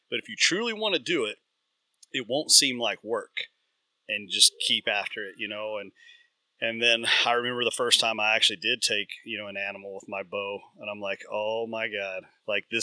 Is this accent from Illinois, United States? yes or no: no; Central Kentucky, United States; I grew up in Central Kentucky